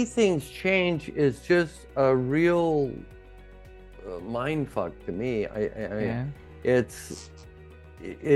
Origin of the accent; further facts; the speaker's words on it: Ontario, Oregon, United States; moved away; also born or lived in Mexico / Netherlands; my hometown where I grew up, Ontario, Oregon, it's right next to Idaho